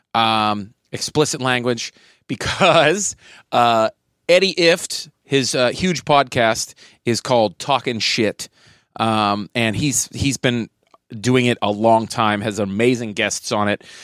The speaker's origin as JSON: {"language": "English", "town": "Pittsburgh", "region": "Pennsylvania", "country": "United States", "tie": "born or raised there", "said": "my hometown of Pittsburgh"}